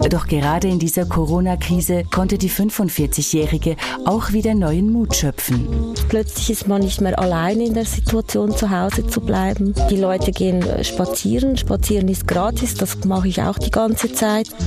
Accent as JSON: {"language": "German", "country": "Poland", "moved": "yes", "lives_now": "Switzerland", "said": "Also ich bin ursprünglich aus Polen, ich bin äh, Immigrantin und äh, ich hatte einen, schon einen sehr schweren Start hier in der Schweiz."}